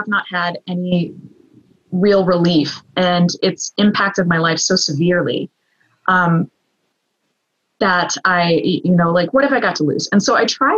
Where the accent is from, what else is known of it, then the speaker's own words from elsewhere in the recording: the South, United States; I am a Southerner